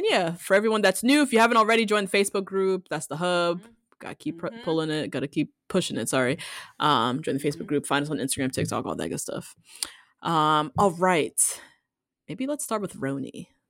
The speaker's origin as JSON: {"language": "English", "country": "United States", "said": "It's always been weird traveling as an American."}